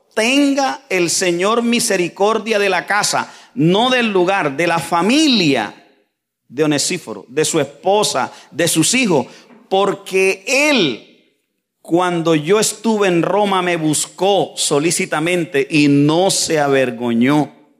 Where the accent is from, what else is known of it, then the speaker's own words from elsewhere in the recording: Santa Fe de Ralito, Córdoba, Colombia; yo vengo de las montañas de Colombia. YouTube, usted escribe mi pueblo, Santa Fe de Ralito